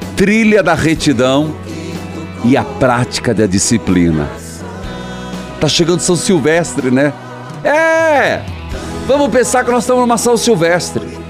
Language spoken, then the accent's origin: Portuguese; Paraíso do Norte, Paraná, Brazil; moved away; minha terra natal